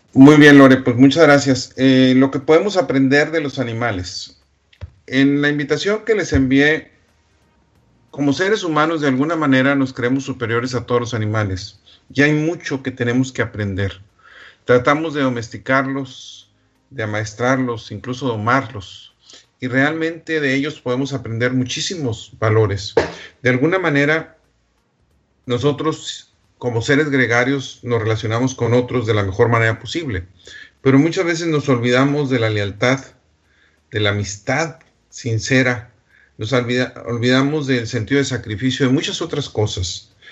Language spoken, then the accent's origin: Spanish; Delicias, Chihuahua, Mexico; moved away; Delicia, Chihuahua, de donde yo soy originario